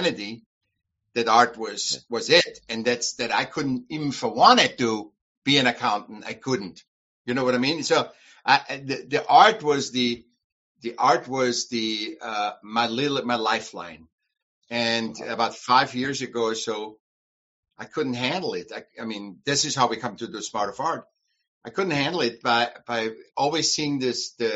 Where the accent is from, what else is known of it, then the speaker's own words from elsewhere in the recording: Vienna, Austria; moved away as an adult; now in United States; From Vienna, Austria. And I came when I was 18, 20. I came to the States.